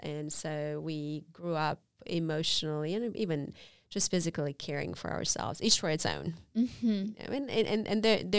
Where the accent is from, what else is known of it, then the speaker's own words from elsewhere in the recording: Romania; Well, I was born in 1981 in the Socialist Republic of Romania. I lived under a very hard and severe dictatorship for my first 8 years.